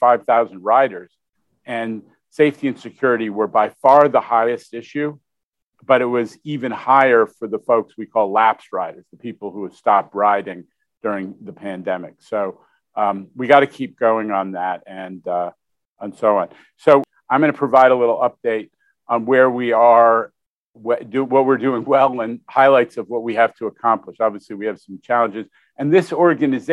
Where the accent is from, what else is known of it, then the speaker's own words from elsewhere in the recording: New York City, New York, United States; being a New Yorker who lived through the fiscal crisis of the 1970s